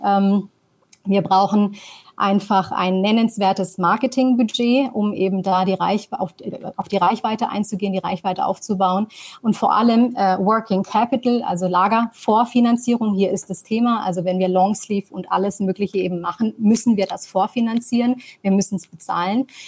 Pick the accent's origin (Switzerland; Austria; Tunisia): Tunisia; also born or lived in New York; now in Germany; bin gebürtige Tunesierin